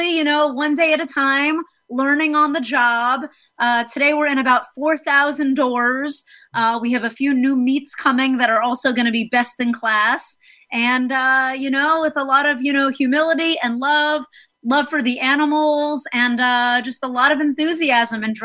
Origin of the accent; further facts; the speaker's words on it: South Florida, United States; also born or lived in New York City; now in Los Angeles, United States; most of my upbringing was in Florida.